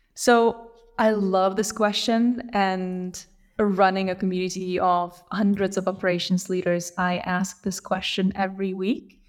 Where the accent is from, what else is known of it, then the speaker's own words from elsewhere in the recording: Lithuania; I grew up in Lithuania, so I'm Lithuanian.